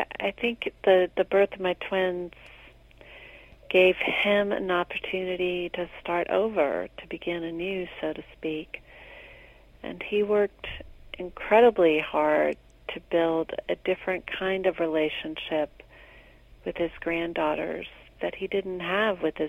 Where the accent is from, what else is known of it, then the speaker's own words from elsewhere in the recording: the South, United States; We were raised in the South